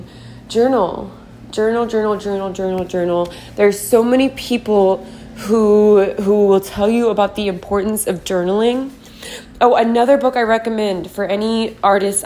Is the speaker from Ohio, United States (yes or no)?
no; Portland, Oregon, United States; now in Austin, United States; I am from Portland, Oregon. I'm currently living in Austin, Texas